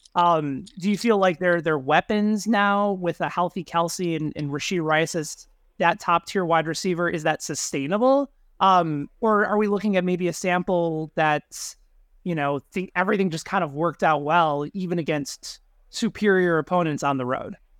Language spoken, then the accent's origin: English; Chicago, Illinois, United States; as a Bulls fan growing up in Chicago in the 90s